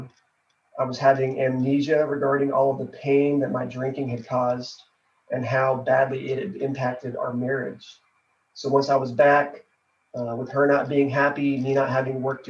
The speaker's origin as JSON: {"language": "English", "town": "Fort Worth", "region": "Texas", "country": "United States", "said": "I am from Fort Worth, Texas"}